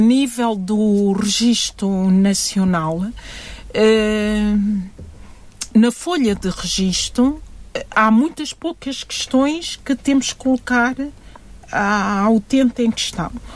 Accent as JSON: {"language": "Portuguese", "country": "Guinea-Bissau", "said": "Eu sou da Guiné-Bissau"}